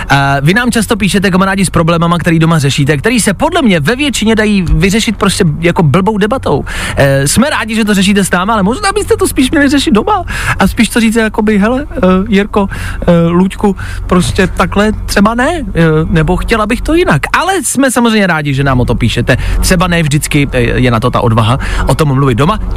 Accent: Plzeň, Plzeň Region, Czechia; já jsem taky z Plzně

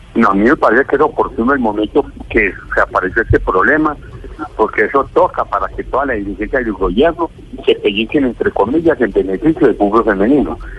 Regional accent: Colombia

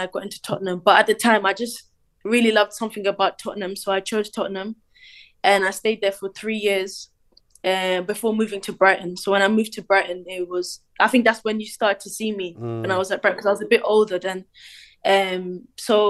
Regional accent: Cork, Munster, Ireland; I was born in Ireland in Cork

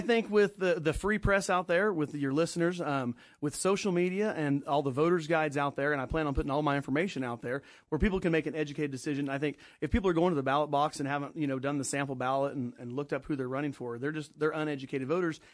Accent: Danville, Kansas, United States

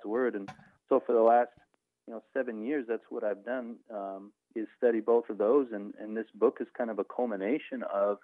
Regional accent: Ventura, California, United States; moved away as an adult; also born or lived in Mississippi; I was born and raised in Ventura, California

